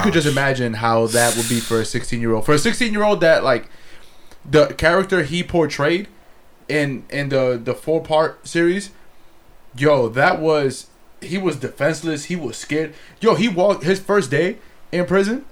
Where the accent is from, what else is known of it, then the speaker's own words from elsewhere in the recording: New York City, New York, United States; now in Los Angeles, United States; grew up in New York